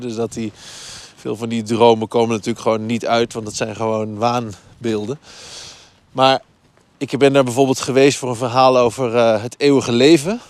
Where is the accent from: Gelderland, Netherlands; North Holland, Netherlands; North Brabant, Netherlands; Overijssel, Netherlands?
Overijssel, Netherlands; Twente; moved away; ik ben opgegroeid in Twente op het platteland